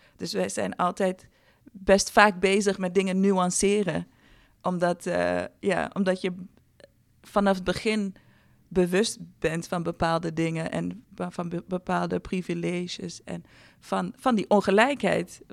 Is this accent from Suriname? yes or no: no; Ghana; moved away; ik ben eh, opgegroeid met eh, drie broers in Ghana. Ik ben in Ghana geboren.